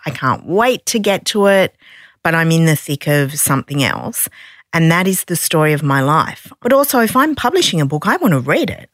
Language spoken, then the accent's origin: English; Sydney, New South Wales, Australia; I'm from Sydney